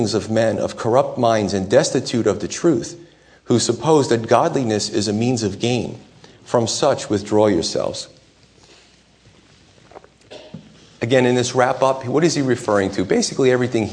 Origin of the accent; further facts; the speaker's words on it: United States; as American Christians